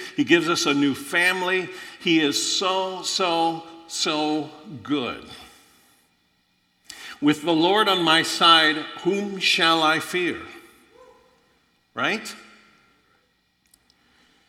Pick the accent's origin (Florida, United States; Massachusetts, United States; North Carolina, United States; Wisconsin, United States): Florida, United States; moved away; also born or lived in Illinois; I grew up in Florida, extremely poor.